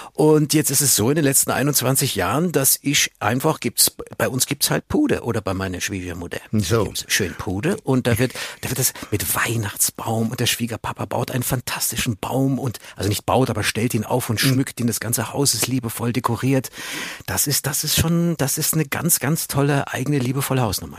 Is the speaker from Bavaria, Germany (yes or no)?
yes; Munich, Bavaria, Germany; Ich bin Münchner